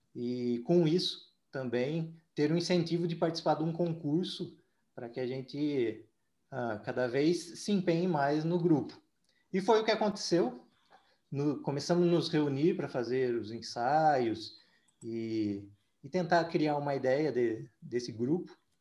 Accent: Araras, São Paulo, Brazil; Faço um trabalho também na minha cidade natal, que é Araras

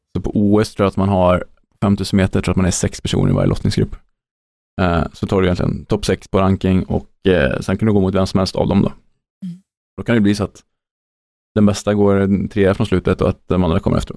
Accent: Sweden; Som svensk

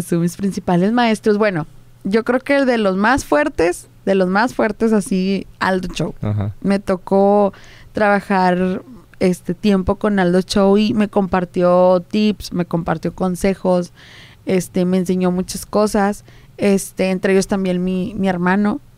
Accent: Juárez, Nuevo León, Mexico; los que somos de aquí en Monterrey, este, pues yo hablo de que soy de, de Juárez

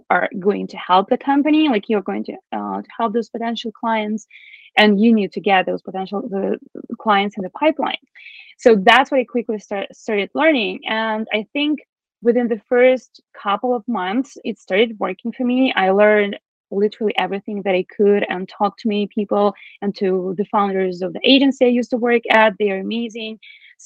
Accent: Belarus; English is a second language; now in Toronto, Canada; I'm originally from Belarus

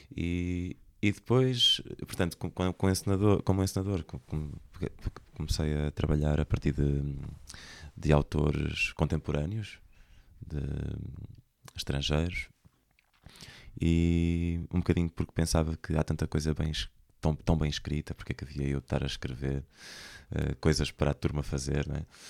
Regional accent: Centro, Portugal; moved away as an adult; also born or lived in Lisbon; now in Porto, Portugal; sou do, do centro do país

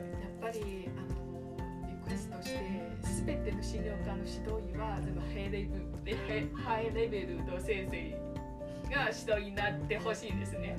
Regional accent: China; Japanese is a second language; moved away as an adult; now in Chiba, Japan; あ私はあの中国出身

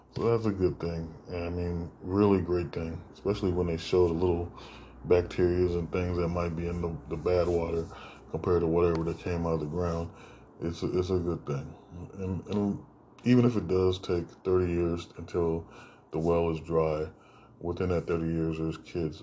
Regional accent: United States; we had as American citizens

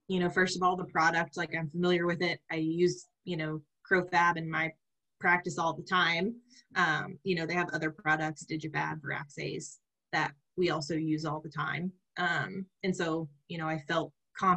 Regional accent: Oklahoma, United States; I'm from Oklahoma

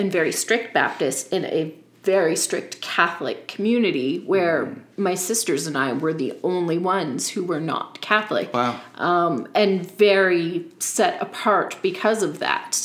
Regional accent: Yarmouth County, Nova Scotia, Canada; I grew up in Yarmouth County

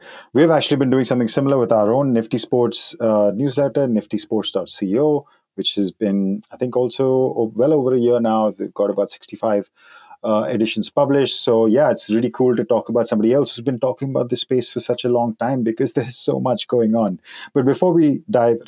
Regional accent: Germany; accent: German; my German accent

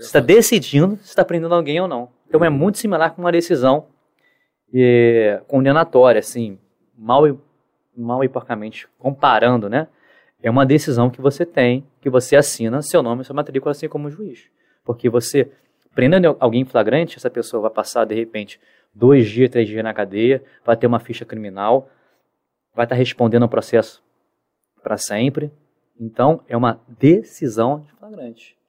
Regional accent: Rio de Janeiro, Brazil; Sou carioca

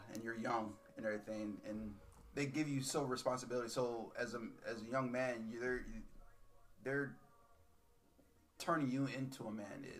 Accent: Rochester, New York, United States; I'm 41 years old. I was born and raised in Rochester, New York. Went to Gates Charlotte High School.

